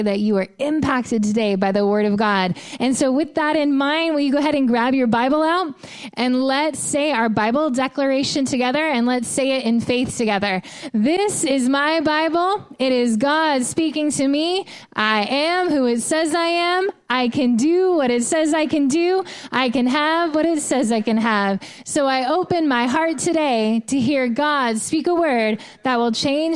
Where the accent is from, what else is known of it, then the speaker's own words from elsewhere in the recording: San Francisco Bay Area, California, United States; moved away as an adult; also born or lived in Michigan; I grew up in the Bay Area of San Francisco, but I really grew up in Michigan